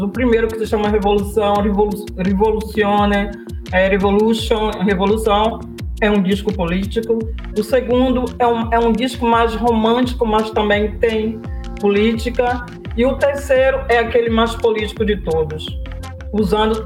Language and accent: Portuguese; Salvador, Bahia, Brazil; accent: Bahia; moved away as an adult; also born or lived in Trancoso; now in Italy; Eu sou de Salvador, mas estava em Trancoso